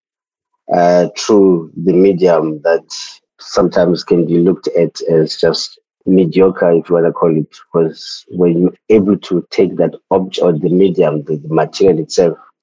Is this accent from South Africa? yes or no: yes; Eastern Cape, South Africa; moved away as an adult; now in Cape Town, South Africa; I am from the countryside here in South Africa, the Eastern Cape. That is where I grew up